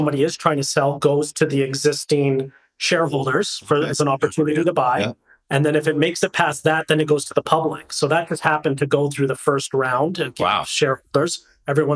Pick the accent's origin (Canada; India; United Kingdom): Canada; Lower Mainland, British Columbia; moved away as an adult; now in Kelowna, Canada; growing up in the Lower Mainland